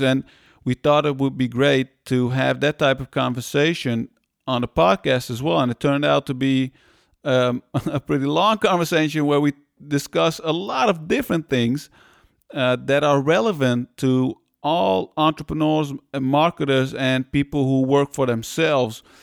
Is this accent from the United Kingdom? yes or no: no; Netherlands; also born or lived in Iran; we came to the Netherlands from Iran